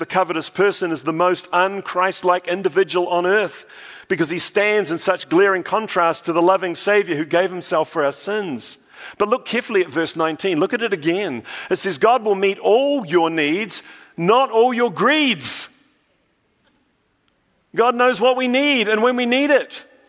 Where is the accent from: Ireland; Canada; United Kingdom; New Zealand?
New Zealand; accent: New Zealand; now in United States; When I went back to New Zealand, I was told that I've lost my New Zealand accent completely. So now I'm in no man's land. I don't know whether I'm American or a Kiwi or somewhere in between.